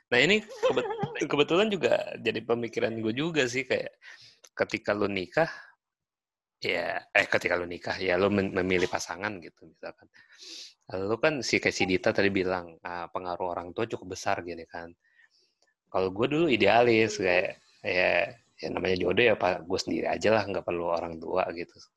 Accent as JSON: {"language": "Indonesian", "town": "Tangerang", "region": "Banten", "country": "Indonesia", "tie": "born or raised there", "said": "gue orang apa ya Tangerang asli malahan Cina Benteng"}